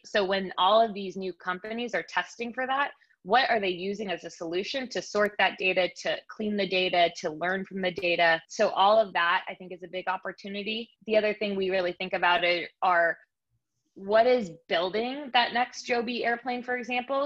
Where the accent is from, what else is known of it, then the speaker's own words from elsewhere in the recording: Bay Area, California, United States; moved away as an adult; also born or lived in Nashville, Tennessee / New York; i am a bay area native